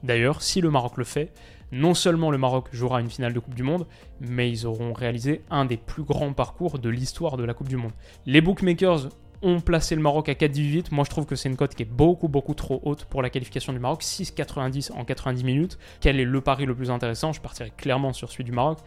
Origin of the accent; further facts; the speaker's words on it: France; en tant que Français